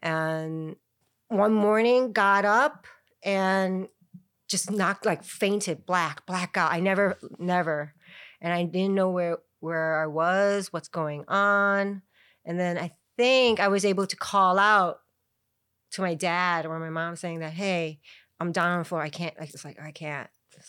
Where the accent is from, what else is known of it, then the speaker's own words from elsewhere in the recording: Chicago, Illinois, United States; now in Thailand; I was born in Chicago.